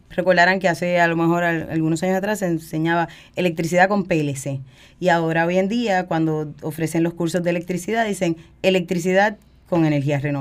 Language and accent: Spanish; San Juan, Puerto Rico; Yo soy de aquí, de San Juan. Eh, yo nací en el área de Caparraja y me crié toda la vida aquí.